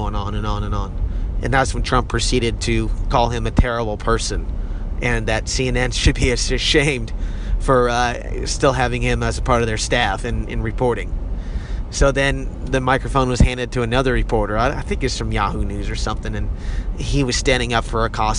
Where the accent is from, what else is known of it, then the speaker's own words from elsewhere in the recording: United States; as American people